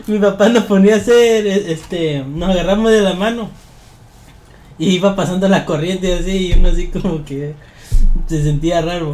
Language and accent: Spanish; Tabasco, Mexico; nosotros somos de Tabasco